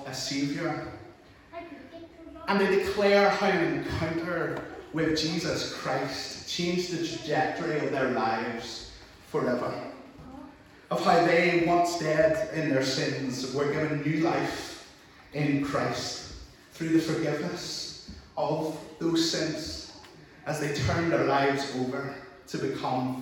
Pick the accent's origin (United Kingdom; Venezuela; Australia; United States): United Kingdom; Larne, Northern Ireland; accent: Northern Irish; I'm from Lauren